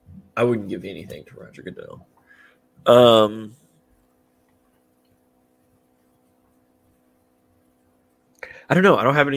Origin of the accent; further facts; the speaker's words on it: Mounds, Illinois, United States; now in Carbondale, United States; No, I grew up in Illinois.